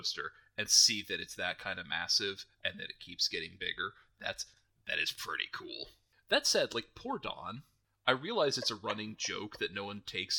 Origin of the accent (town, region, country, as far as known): United States